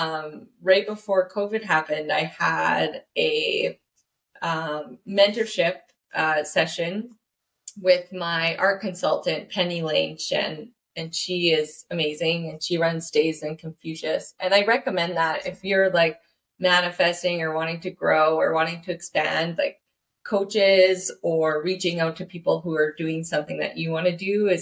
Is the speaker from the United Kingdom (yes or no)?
no; Canada; I am a Canadian artist.